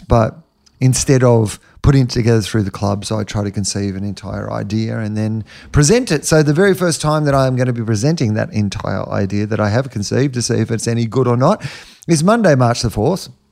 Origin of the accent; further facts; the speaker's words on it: Australia; being an Australian